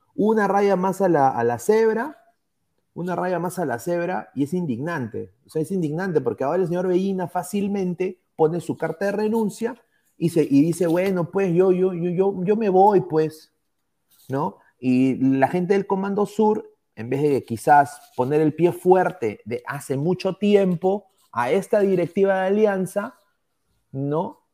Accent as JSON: {"language": "Spanish", "country": "Peru", "said": "como peruano, como aliancista"}